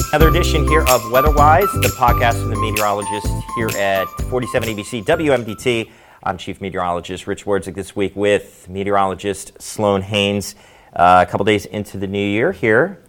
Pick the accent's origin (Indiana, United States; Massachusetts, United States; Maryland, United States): Maryland, United States; moved away; also born or lived in Ohio; I'm from Maryland